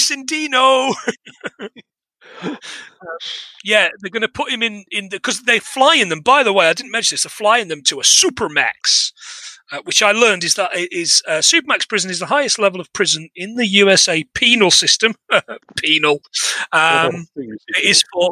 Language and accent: English; England, United Kingdom; moved away as an adult; also born or lived in Scotland; living in Scotland for 10 years that they didn't teach us at school growing up in England